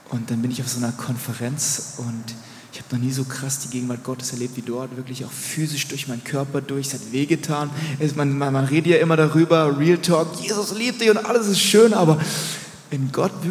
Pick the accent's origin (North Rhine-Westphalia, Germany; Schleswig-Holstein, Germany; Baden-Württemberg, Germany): Baden-Württemberg, Germany; Rheinfelden; Ich bin in Rheinfeld in Deutschland geboren, es gibt auch Rheinfeld in der Schweiz